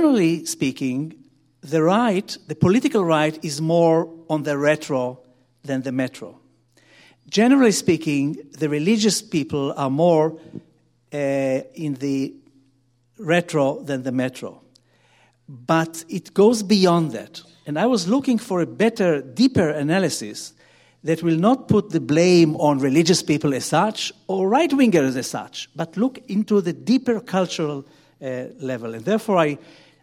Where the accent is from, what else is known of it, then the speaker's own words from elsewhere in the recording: Jerusalem, Jerusalem District, Israel; I was born in Jerusalem, and my grandparents came to Israel in 1865